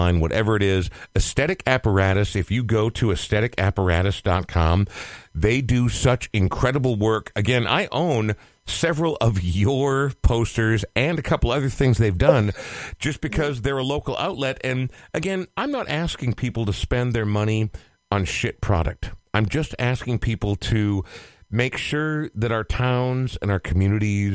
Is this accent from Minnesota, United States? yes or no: yes; Minneapolis, Minnesota, United States; my hometown of Minneapolis